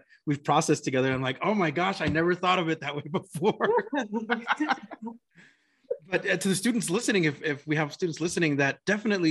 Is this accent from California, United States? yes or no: no; New Mexico, United States; I'm originally from New Mexico